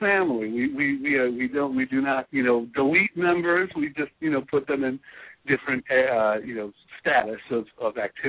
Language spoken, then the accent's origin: English; Chicago, Illinois, United States; I am from Chicago.